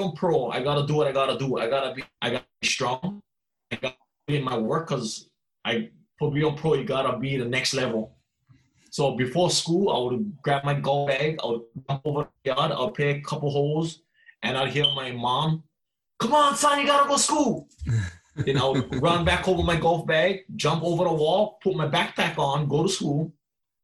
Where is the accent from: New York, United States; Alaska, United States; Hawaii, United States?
Hawaii, United States; Hilo; Born and raised in Hilo, Hawaii, on the Big Island